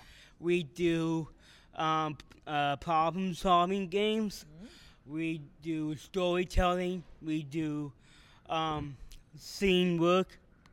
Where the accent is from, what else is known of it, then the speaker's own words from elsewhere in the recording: Canton, Ohio, United States; Canton, Ohio.